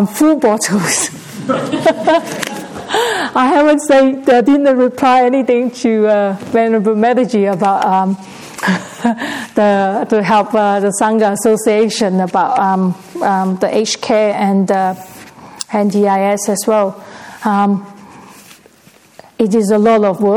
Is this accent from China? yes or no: no; Perth, Western Australia, Australia; I'm actually from Perth locally